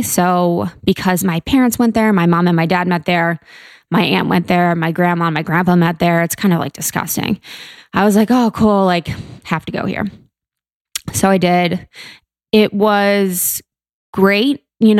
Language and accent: English; Mason, Ohio, United States; I'm from Ohio, Buckeye State, O-H-I-O, beautiful Ohio, right outside Cincinnati. It's called Mason.